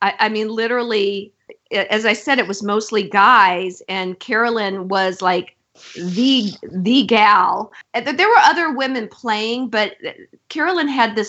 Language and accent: English; Florida, United States; And I came from Florida on a swimming scholarship.